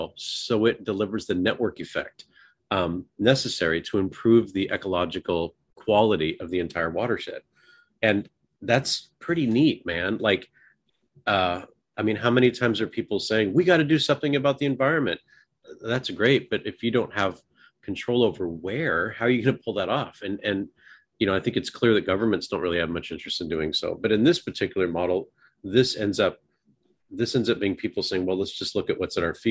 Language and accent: English; the Northwest, Pacific Northwest, United States; I grew up in the Northwest